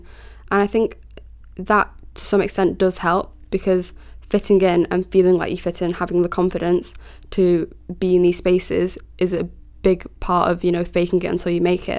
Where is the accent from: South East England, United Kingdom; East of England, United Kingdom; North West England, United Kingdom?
North West England, United Kingdom; Manchester; So somebody asked me, like, where are you from? And I was like, Manchester. Yeah, I know, I sound like a chav.